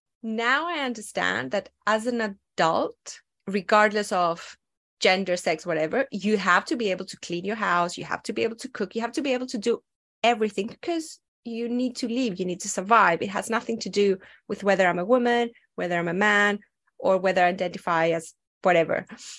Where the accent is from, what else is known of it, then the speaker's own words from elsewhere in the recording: Athens, Attica, Greece; English is a second language; also born or lived in other European countries; I grew up in Athens, Greece. Of course, I'm not your stereotypical Greek person because my dad was in the Air Force. So we moved around a lot.